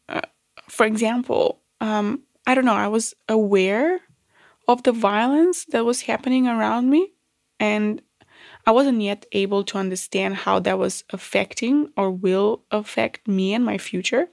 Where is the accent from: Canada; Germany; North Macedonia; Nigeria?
North Macedonia; moved away as an adult; now in Australia; I was born in Yugoslavia. Um, I grew up in Macedonia.